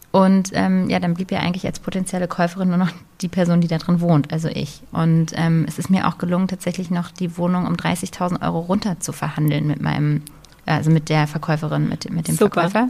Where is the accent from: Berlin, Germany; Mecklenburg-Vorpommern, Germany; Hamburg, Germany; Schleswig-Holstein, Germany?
Berlin, Germany; bin ich ja in Berlin groß geworden und wir haben, also ich habe mein ganzes Leben, äh, bis ich ausgezogen bin, in der Feuerbachstraße gewohnt in, in Steglitz